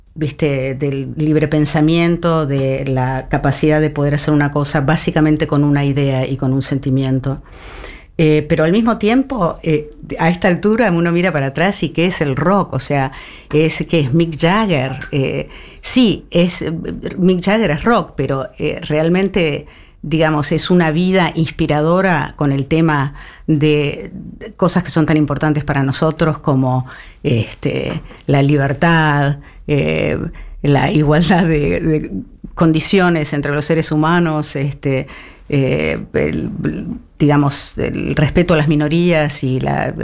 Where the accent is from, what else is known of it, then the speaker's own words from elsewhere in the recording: Argentina; somos argentinos